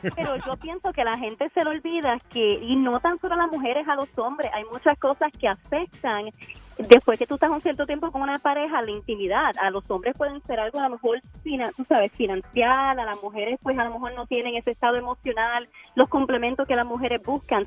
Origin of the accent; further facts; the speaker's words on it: Puerto Rico; yo sí me crié bastante pobre en Puerto Rico